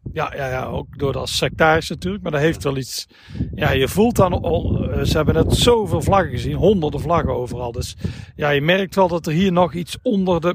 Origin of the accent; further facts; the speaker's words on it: Tilburg, North Brabant, Netherlands; kom uit Tilburg